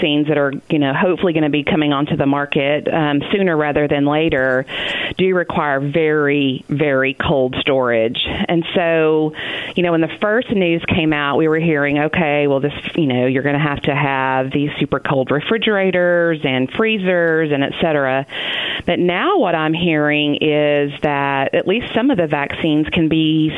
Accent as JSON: {"language": "English", "region": "Texas", "country": "United States", "tie": "born or raised there", "moved": "as an adult", "lives_now": "Arkansas, United States", "said": "I grew up in Texas and planned on living my life out in Texas, and here I am in Arkansas teaching and working at Harding."}